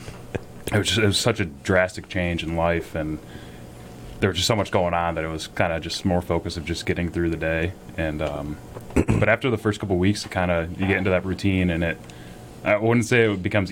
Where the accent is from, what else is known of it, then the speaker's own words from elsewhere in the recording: Pittsfield, Massachusetts, United States; I was born and raised in Pittsfield. I've lived here all my life